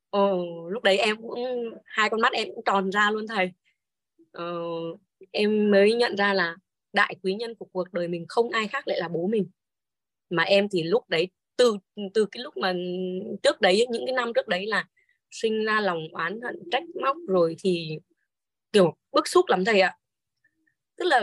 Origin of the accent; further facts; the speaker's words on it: Hà Tĩnh, Vietnam; now in Hanoi, Vietnam; em mời bố em ra nhà em chơi ở Hà Nội ấy quê em là ở Hà Tĩnh còn uh